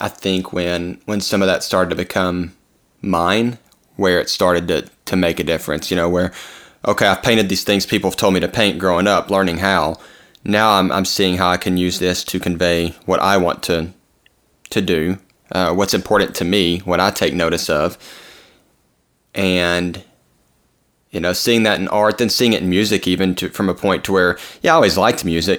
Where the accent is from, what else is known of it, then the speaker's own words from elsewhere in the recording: Arkansas, United States; some of the stuff I grew up around, and we're from Arkansas, like, country music was always around.